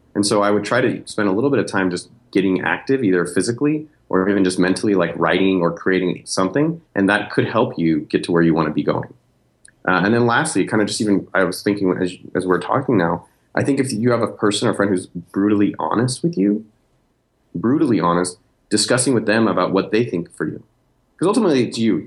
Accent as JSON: {"language": "English", "area": "Silicon Valley", "region": "California", "country": "United States", "tie": "born or raised there", "moved": "yes", "lives_now": "Austin, United States", "said": "I'm from Silicon Valley. I grew up two miles from Apple"}